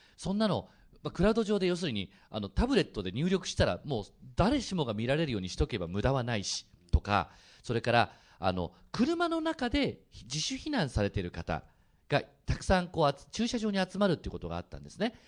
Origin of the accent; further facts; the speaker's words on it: Oita, Japan; now in Fukuoka, Japan; 大分で生まれてうちの父がですね、あの福岡出身でそれであの就職からこっちに帰ってきたんですけど